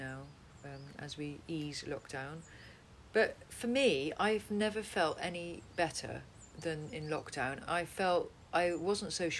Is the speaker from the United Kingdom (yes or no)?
no; Netherlands; moved away; my Dutch ballet friends from when I was brought up in Holland